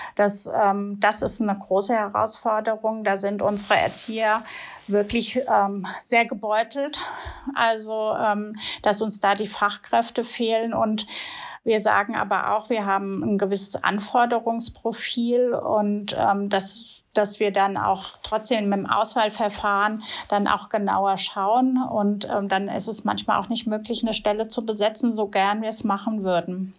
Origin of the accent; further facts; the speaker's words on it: Wiesbaden, Hesse, Germany; ich komme aus Wiesbaden ursprünglich